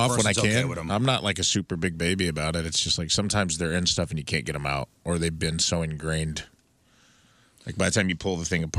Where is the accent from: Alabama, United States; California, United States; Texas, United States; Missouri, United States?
Missouri, United States; St. Louis; Born and raised in St. Louis, and I was listening to the podcast